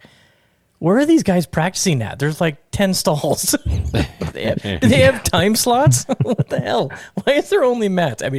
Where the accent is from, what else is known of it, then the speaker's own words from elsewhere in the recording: Las Vegas, Nevada, United States; I grew up on Nellis and DI, and when they built the AMPM right there on Twain and Nellis